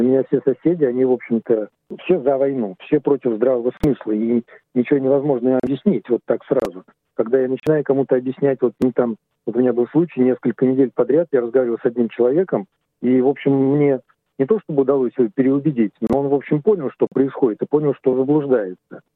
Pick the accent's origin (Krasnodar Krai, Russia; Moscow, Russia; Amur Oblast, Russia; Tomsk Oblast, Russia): Moscow, Russia; moved away as an adult; now in Australia; Я жил в Москве, ну, в последнее время под Москвой, мы все из Москвы